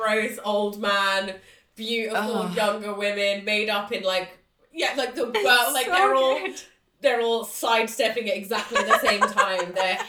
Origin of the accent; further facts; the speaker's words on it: Watford, East of England, United Kingdom; I'm from Watford.